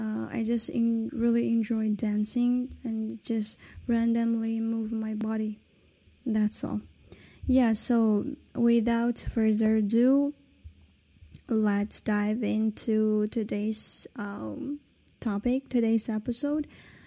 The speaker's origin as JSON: {"language": "English", "country": "China", "first_language": "Kazakh", "second_language": "English", "said": "As a minority in China, I don't know much about my own Kazakh culture, except that I speak my mother tongue, which is Kazakh."}